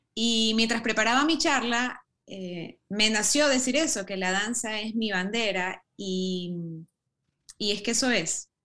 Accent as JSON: {"language": "Spanish", "country": "Ecuador", "tie": "born or raised there", "also_born_or_lived": "United States", "said": "tengo raíces europeas, pero he vivido toda mi vida en el Ecuador, me siento muy ecuatoriana"}